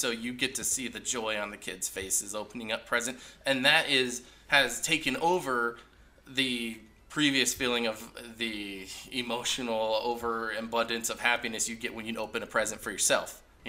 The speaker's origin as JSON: {"language": "English", "town": "Hollister", "region": "California", "country": "United States", "tie": "born or raised there", "said": "I actually grew up in Hollister, California, so I had Christmas in Hollister."}